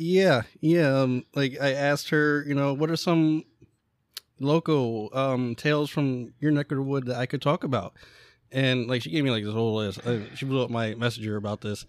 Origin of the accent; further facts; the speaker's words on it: Central Pennsylvania, United States; we are from Central Pennsylvania.